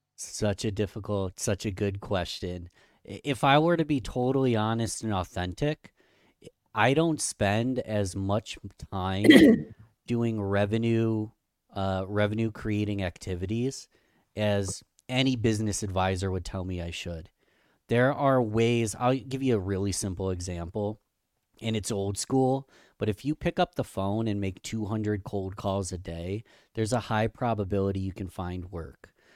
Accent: Rochester, New York, United States; Rochester, New York, my hometown, Rochester, New York

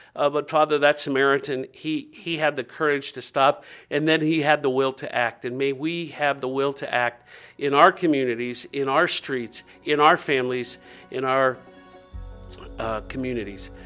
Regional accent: Dayton, Ohio, United States; I grew up in Dayton, Ohio, two forty West Norman, and I lived where all of our neighbors knew us

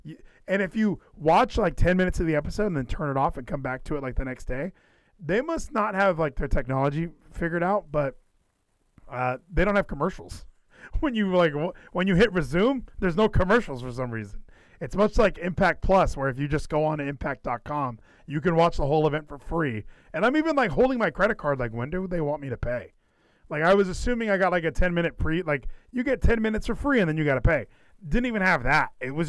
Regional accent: Texas, United States; I know that I'm from Texas, so the obligatory thing for me to do is love the Von Erichs.

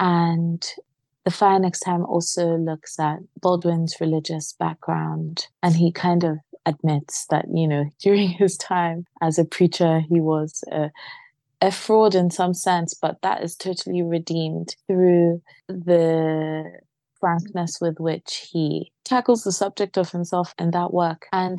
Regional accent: Nigeria; Growing up in Nigeria, my father collected CDs and we'd listen to so much African-American music from the Caribbean.

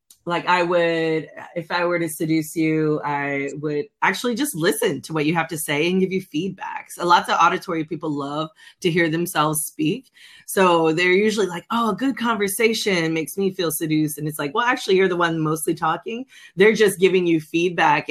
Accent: California, United States; now in the South, United States; I'm originally from California

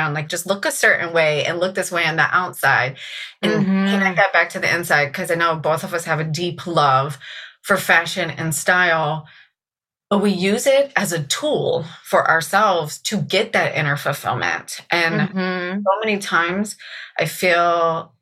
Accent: Virginia Beach, Virginia, United States; also born or lived in Richmond, Virginia / Williamsburg, Virginia; I grew up in Virginia Beach

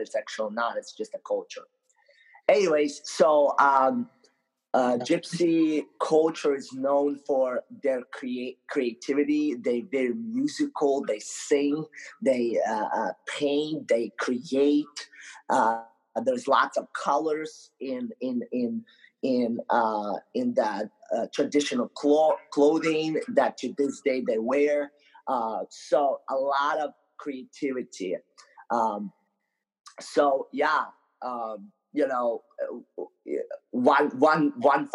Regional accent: Ukraine; moved away; also born or lived in Moldova; I grew up most of my life in Ukraine. So I actually was born in a little country in Europe called Moldova, but I grew up in Ukraine

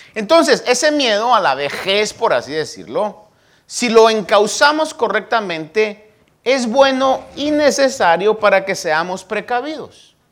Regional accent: Guatemala; born or raised there; now in United States

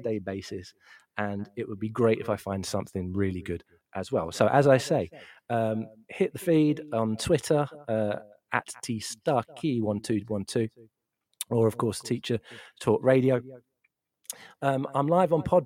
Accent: London, United Kingdom; I'm from South East London originally

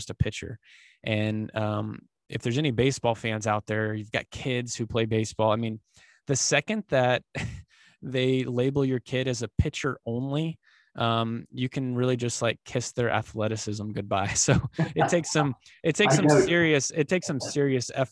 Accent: Dallas-Fort Worth area, Texas, United States; I was born and raised here in the, just outside of the Dallas-Fort Worth area down here in Texas

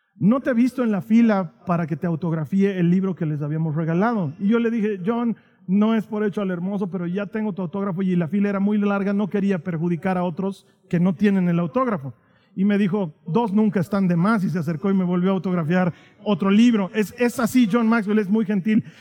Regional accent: Bolivia; vengo de Bolivia

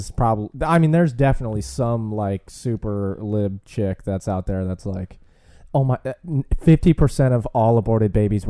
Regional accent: Reno, Nevada, United States; now in Austin, United States; I grew up in Nevada. Oh. Reno, Nevada.

